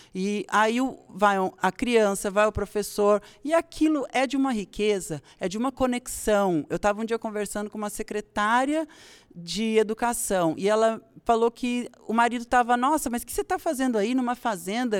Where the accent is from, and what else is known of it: Brazil